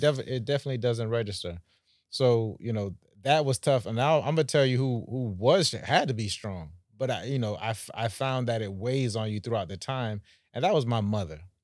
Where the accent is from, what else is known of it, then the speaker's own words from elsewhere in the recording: Jamaica; now in Palm Beach, United States; I'm from the Caribbean, so oh, okay, uh, Jamaica